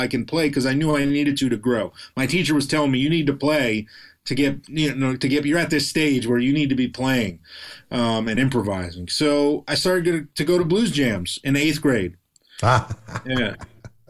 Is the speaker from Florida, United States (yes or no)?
yes; Fort Lauderdale, Florida, United States; also born or lived in Connecticut; now in Los Angeles, United States; we grew up in Fort Lauderdale, so South Florida.